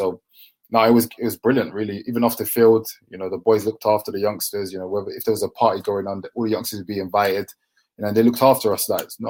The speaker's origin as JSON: {"language": "English", "town": "Deptford", "region": "London", "country": "United Kingdom", "tie": "born or raised there", "said": "my family, we grew up in Deptford, Lewisham, so it's quite near the Millwall area"}